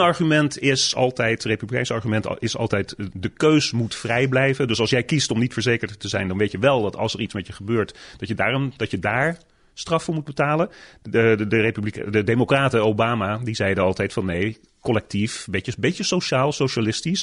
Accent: Netherlands; moved away as an adult; now in United States; toen ik opgroeide in Nederland

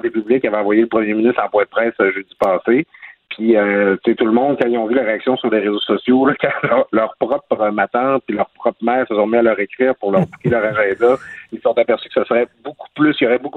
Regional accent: Quebec, Canada; dans ma région natale, le lac saint jean

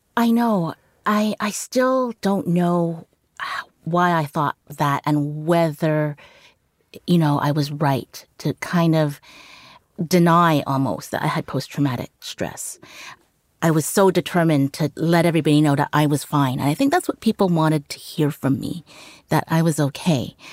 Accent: Vancouver, British Columbia, Canada; first language Cantonese; English is a second language; also born or lived in Hong Kong; we grew up in Vancouver

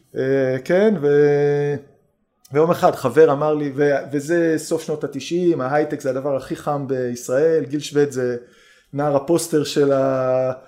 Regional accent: Haifa, Haifa District, Israel; גדלתי בחיפה

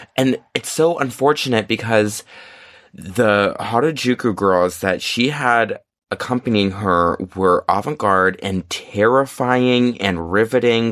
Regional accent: United States; I'm American

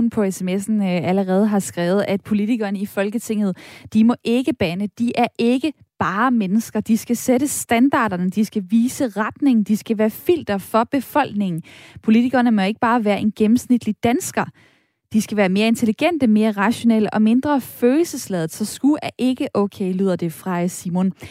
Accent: France; Danish is a second language; jeg banner på fransk, fordi jeg er franskmand.

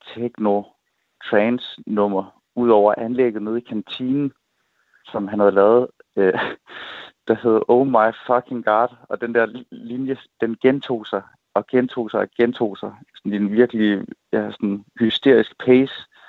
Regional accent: Assens, Southern Denmark, Denmark; hjemme i Assens

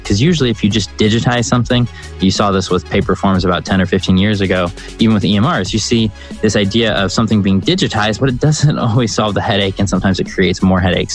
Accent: Chicago, Illinois, United States; now in North Carolina, United States; I grew up in Chicago

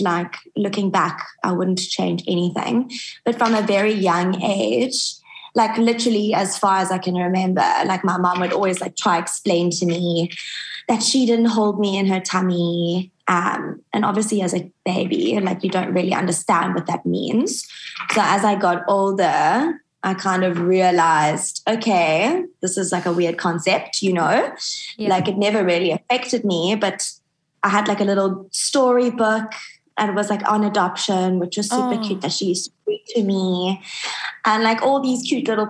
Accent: Johannesburg, Gauteng, South Africa; moved away; also born or lived in Cape Town, South Africa; I was born in Joburg, which is the big city in South Africa. I was an only child

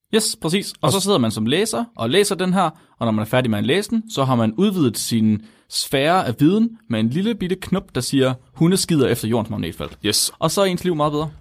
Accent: West Jutland, Central Denmark Region, Denmark; jeg kommer fra Vestjylland

